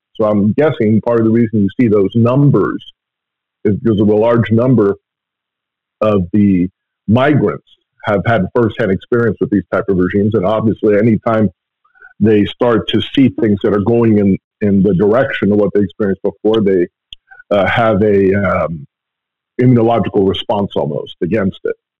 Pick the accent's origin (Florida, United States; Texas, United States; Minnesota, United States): Florida, United States; Miami; growing up in Miami